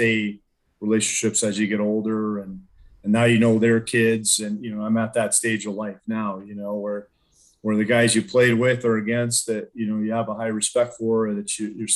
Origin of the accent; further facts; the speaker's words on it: Colorado Springs, Colorado, United States; growing up in the Springs